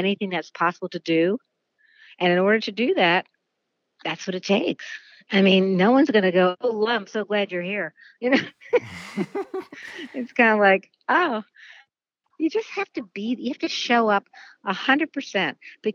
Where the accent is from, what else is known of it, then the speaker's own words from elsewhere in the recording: New York City, New York, United States; I grew up in New York City and as a dancer